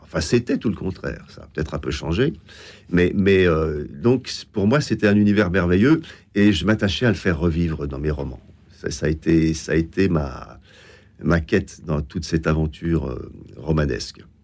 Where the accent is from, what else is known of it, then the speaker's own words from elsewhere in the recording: Besançon, Bourgogne-Franche-Comté, France; now in Paris, France; je, suis né à Besançon. Je suis un franc-comtois et parisien d'adoption, plus tardivement